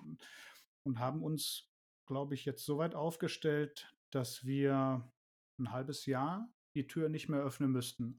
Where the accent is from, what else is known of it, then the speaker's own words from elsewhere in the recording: Ruhr area, North Rhine-Westphalia, Germany; moved away as an adult; wir kommen aus dem Ruhrgebiet. Ja, das merkt man zumindest auch an meiner Schnauze